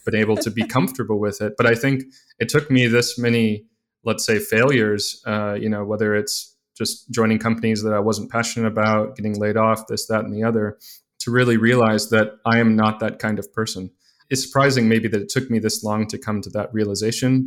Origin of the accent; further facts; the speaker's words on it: Mobile, Alabama, United States; moved away; I was living in Mobile, Alabama, growing up there